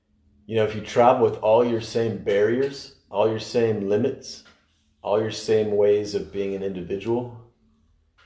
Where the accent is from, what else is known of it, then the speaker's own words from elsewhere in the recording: United States; as an American